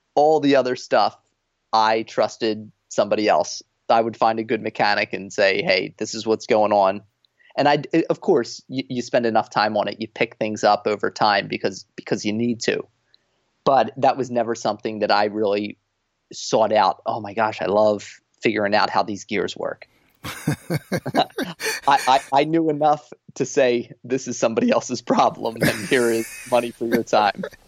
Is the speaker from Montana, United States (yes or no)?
no; New Jersey, United States; moved away as an adult; also born or lived in Boston; a school in my home state in New Jersey